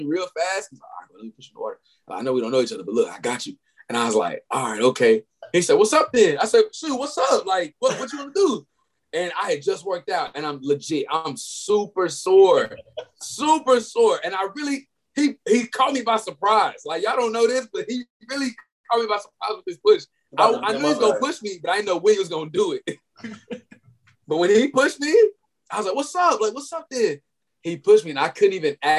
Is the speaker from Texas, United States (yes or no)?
yes; Kaufman, Texas, United States; moved away as an adult; now in College Station, United States; I'm from Kaufman, Texas.